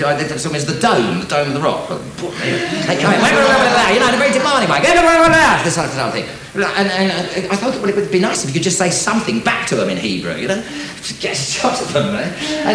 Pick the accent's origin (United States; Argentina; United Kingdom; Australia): United Kingdom; England; accent: English; my English accent would come through